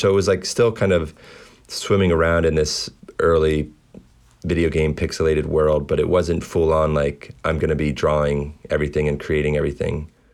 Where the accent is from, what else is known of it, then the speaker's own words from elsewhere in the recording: Baltimore, Maryland, United States; Baltimore is home these days. I grew up here